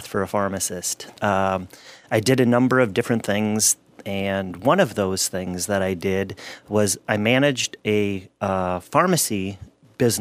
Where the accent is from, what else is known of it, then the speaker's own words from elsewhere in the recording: Gaylord, Minnesota, United States; I grew up in Gaylord, Minnesota.